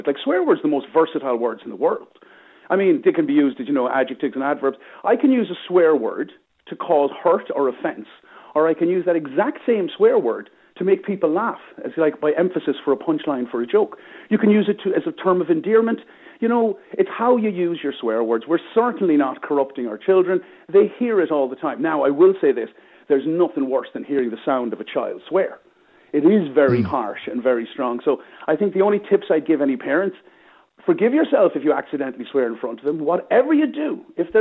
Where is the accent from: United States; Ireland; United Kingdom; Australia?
Ireland; Limerick, Munster; I grew up in Moyross in Limerick